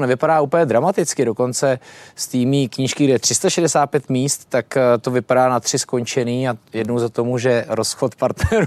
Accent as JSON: {"language": "Czech", "country": "Czechia", "said": "my jako Češi"}